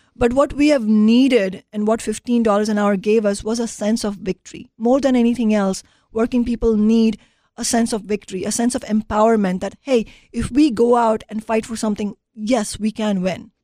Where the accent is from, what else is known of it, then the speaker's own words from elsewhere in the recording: Mumbai, Maharashtra, India; moved away as an adult; now in United States; growing up in India